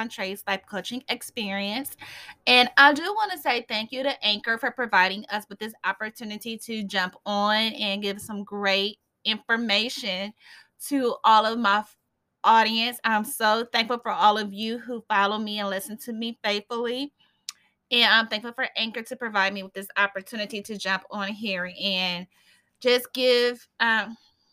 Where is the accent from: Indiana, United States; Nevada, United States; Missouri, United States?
Indiana, United States; Fort Wayne; my hometown here in Fort Wayne